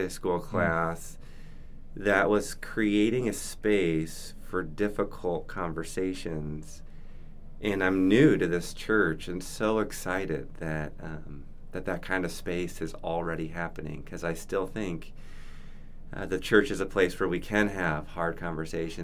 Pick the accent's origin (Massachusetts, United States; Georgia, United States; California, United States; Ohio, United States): Ohio, United States; moved away; I'm from Ohio